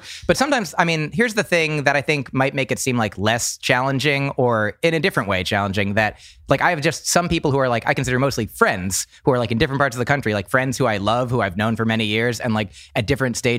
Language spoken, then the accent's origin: English; New Jersey, United States; moved away; also born or lived in Boston; I grew up in New Jersey